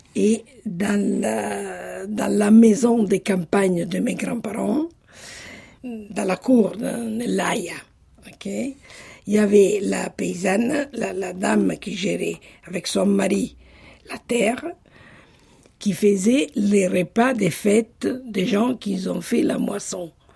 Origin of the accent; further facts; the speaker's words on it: Sassoferrato, Marche, Italy; moved away; je suis née à Ancona, Sassoferrato